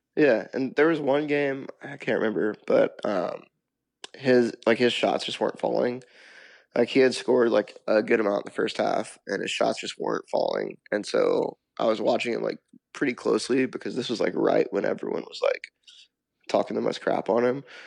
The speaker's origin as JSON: {"language": "English", "town": "Memphis", "region": "Tennessee", "country": "United States", "lives_now": "Nashville, United States", "said": "we're from Memphis"}